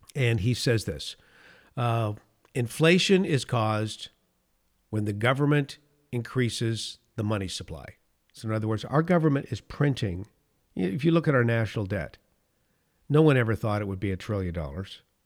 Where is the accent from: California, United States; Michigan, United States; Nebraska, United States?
California, United States; I was born in California, I, I lived in this state mo-, most, in the Golden State most of my life